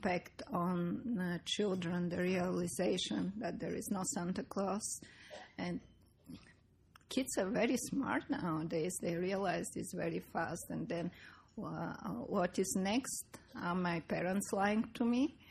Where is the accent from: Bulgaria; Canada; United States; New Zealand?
Bulgaria; moved away; I come from Bulgaria, which was a communist country